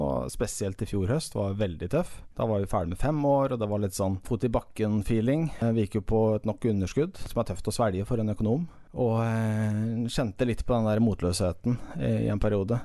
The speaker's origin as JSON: {"language": "Norwegian", "town": "Sarpsborg", "region": "Østfold", "country": "Norway", "moved": "yes", "lives_now": "Jæren, Norway", "said": "er fra Sarpsborg i Østfold"}